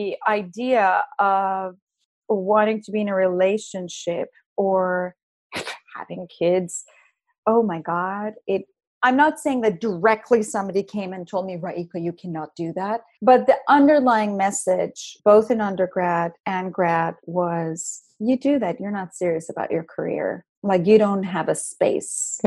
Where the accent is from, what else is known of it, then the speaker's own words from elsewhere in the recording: Iran; now in United States; I'm Iranian American, I come from a totally different culture. You know, we don't have dating in our culture in Iran, or at least back when I grew up.